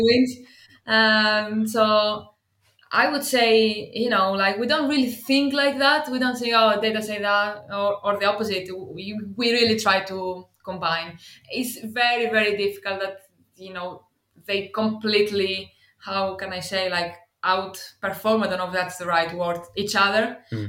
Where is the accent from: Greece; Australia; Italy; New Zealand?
Greece; English is a second language; moved away as an adult; also born or lived in Athens / Cardiff / Swansea; now in United Kingdom; I come from Greece originally. You probably understand from the accent.